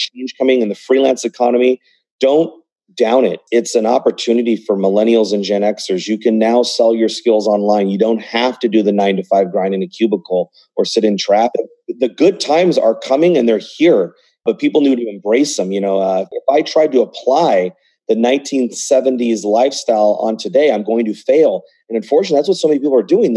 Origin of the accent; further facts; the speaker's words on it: United States; I was born in the United States